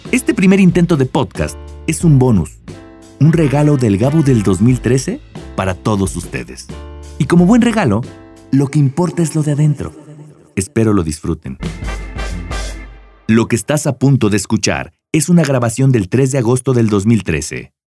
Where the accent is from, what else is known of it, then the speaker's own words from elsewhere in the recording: Mexico; Obvio, como mexicano que se respeta, no aprendí por la buena.